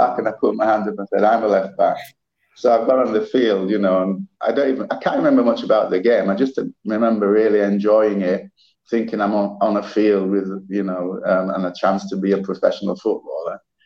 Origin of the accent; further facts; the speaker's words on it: Leeds, Yorkshire and the Humber, United Kingdom; moved away as an adult; also born or lived in St. Kitts / St. Lucia; now in Saint Lucia; I was actually born in St. Kitts, but when we were kids, my parents moved to the UK and we moved to Leeds